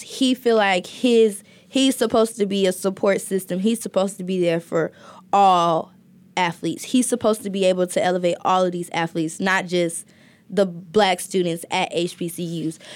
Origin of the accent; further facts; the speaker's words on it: Alabama, United States; I'm from Alabama